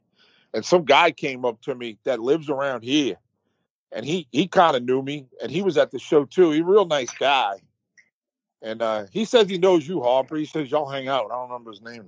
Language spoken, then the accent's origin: English; West Bank, Palestine; Because, I mean, I grew up on the West Bank, so I'm used to, you know, all that, you know.